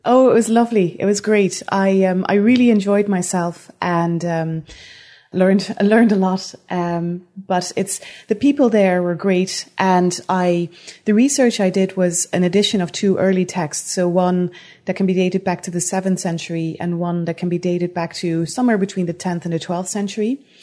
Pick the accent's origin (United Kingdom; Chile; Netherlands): Netherlands; moved away as an adult; also born or lived in Utrecht, Netherlands; now in Antigonish, Canada; that's where I'm from originally. I'm, I'm Dutch.